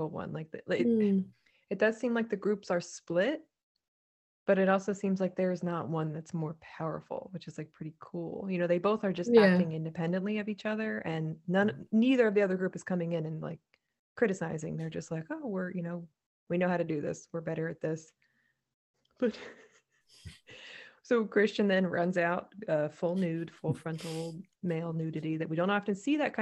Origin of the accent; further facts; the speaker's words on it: United States; as an American